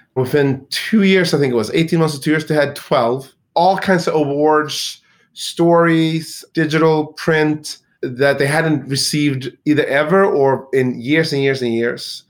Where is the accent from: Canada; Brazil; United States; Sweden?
Sweden; moved away; I grew up in Sweden in a town